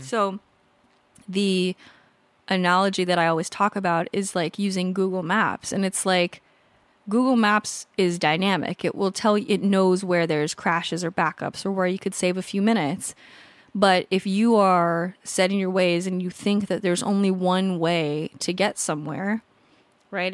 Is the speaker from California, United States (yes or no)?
yes; California, United States; moved away as an adult; also born or lived in Colorado; now in San Diego, United States; I grew up in California, lived in California until I went, I moved to Colorado a few years ago